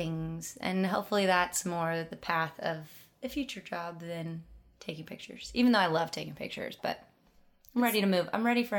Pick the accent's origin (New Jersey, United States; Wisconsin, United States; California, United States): Wisconsin, United States; now in Nashville, United States; I'm originally from Wisconsin, but I've lived in Nashville for 10 years.